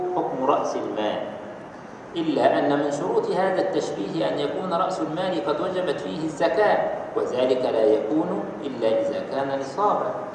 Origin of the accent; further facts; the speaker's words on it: Egypt; احنا عندنا في مصر